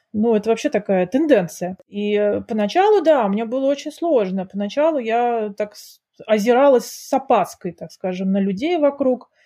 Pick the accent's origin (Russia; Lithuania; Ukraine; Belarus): Russia; moved away as an adult; now in Switzerland; когда я вообще уехала из России жить в другие страны